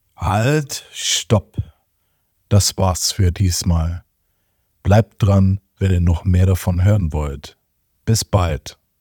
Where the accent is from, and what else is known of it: Germany